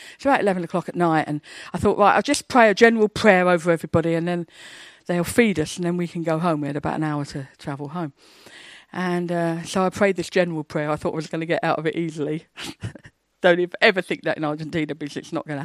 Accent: England, United Kingdom; I'm an English, shy, quiet Baptist

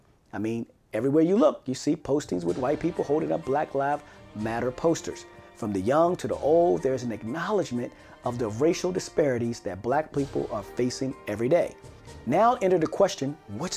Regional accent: Washington, District of Columbia, United States; my hometown, Washington, D.C.

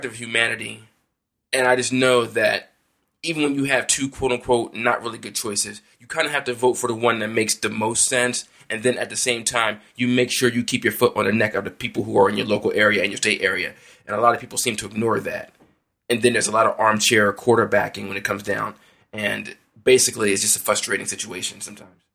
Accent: United States; as an American

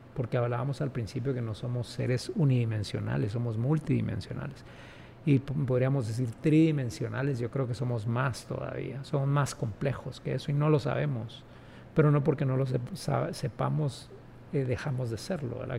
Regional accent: Guatemala; also born or lived in London; Yo no nací en Francia, yo no nací en Argentina, yo nací en Guatemala y este es mi entorno

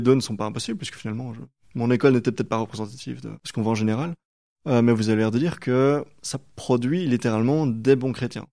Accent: Brussels, Brussels-Capital Region, Belgium; en tant que Belge qui, vit, euh, je suis bruxellois

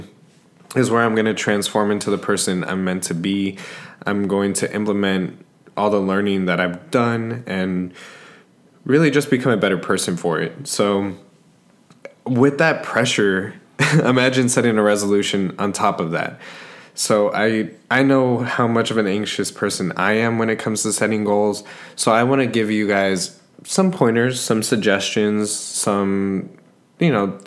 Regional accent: San Antonio, Texas, United States; I'm from San Antonio, Texas

